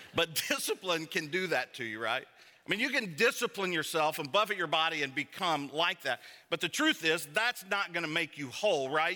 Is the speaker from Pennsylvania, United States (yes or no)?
no; Savannah, Georgia, United States; I'm from Savannah, Georgia